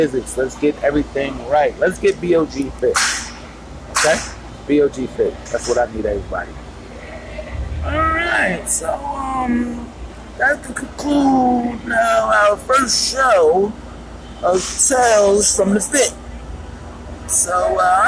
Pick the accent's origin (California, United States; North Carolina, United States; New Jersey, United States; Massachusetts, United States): New Jersey, United States; Newark; now in Huntington, United States; I'm originally from New Jersey. Shout out Newark